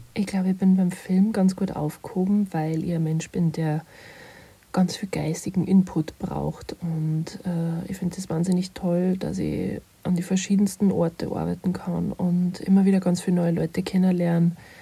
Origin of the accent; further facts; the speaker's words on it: Nussbach, Upper Austria, Austria; moved away as an adult; also born or lived in Kirchdorf an der Krems / Munich; Ich bin in Oberösterreich geboren, in Kirchdorf und bin in der ca. 2200 Einwohner Metropole Nussbach aufgewachsen.